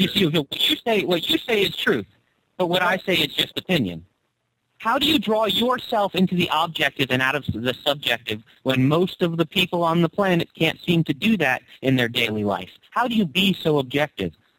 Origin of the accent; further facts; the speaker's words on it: United States; I grew up in the United States of America